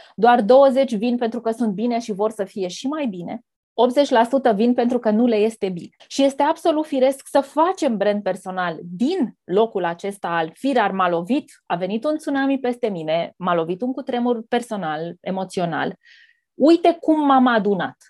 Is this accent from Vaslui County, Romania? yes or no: no; between Galați and Tecuci, Galați County, Romania; Copilăria mea s-a petrecut undeva între Galați și Tecuci